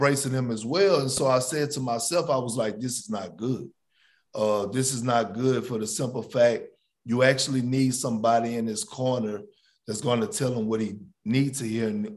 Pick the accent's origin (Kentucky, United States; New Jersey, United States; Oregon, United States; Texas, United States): Texas, United States; I'm from Texas, born and raised. I live in Houston.